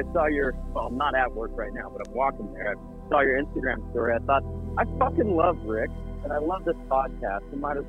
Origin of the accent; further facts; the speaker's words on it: Napa, California, United States; now in San Francisco, United States; I grew up in Napa.